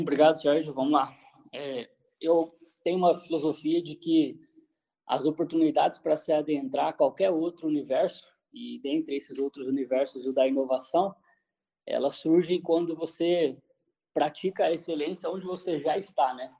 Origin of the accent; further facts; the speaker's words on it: Cascavel, Paraná, Brazil; also born or lived in Assis Chateaubriand (uncertain ASR); sou de Cascavel